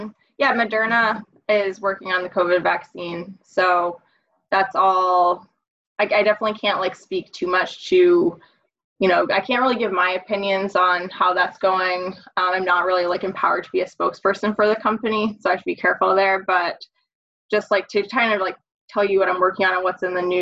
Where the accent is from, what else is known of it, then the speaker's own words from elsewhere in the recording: Maine, United States; moved away as an adult; also born or lived in South Carolina / upstate New York; now in Massachusetts, United States; So I'm from Maine originally